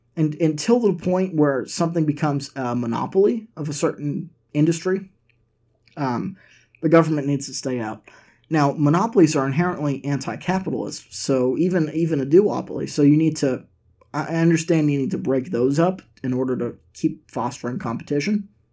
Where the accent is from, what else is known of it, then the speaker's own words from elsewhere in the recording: Massachusetts, United States; now in Nashville, United States; all the way from my home state of Massachusetts